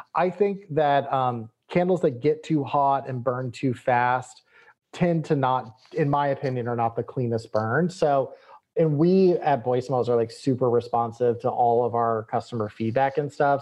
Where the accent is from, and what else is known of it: Texas, United States